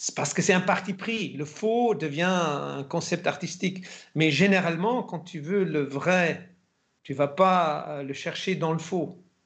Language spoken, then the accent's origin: French; Germany; moved away; also born or lived in France / Spain / Italy / England; en Allemagne en tant qu'Allemand